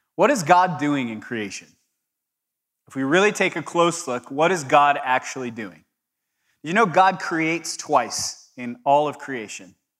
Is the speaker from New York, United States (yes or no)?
no; Southern California, United States; I'm from Southern California